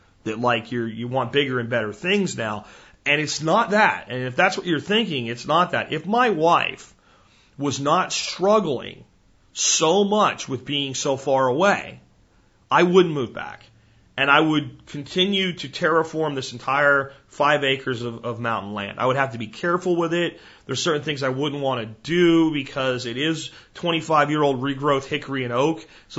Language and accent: English; Florida, United States; also born or lived in New Jersey / Pennsylvania; I was born in Jersey and grew up in Florida and Pennsylvania.